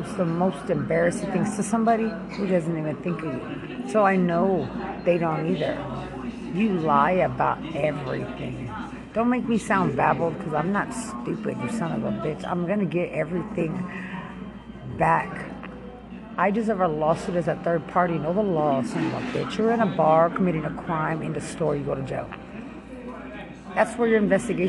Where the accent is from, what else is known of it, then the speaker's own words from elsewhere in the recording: Lubbock, Texas, United States; also born or lived in San Antonio, Texas; I'm from Lubbock, Texas